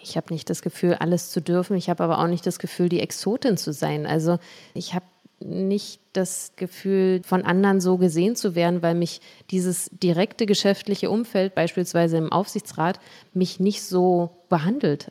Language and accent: German; Berlin, Germany; in meiner Heimat in Berlin und in Marzahn